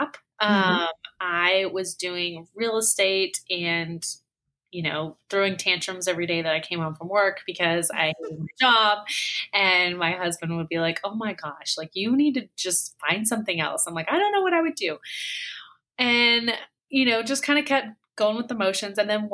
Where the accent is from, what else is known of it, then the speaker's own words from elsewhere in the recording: Dallas, Texas, United States; also born or lived in Lucas, Texas; I pretty much am born and raised in Dallas, Texas